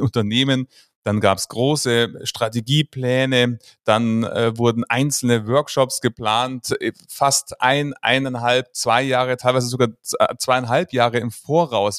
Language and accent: German; Munich, Bavaria, Germany; ich komme aus München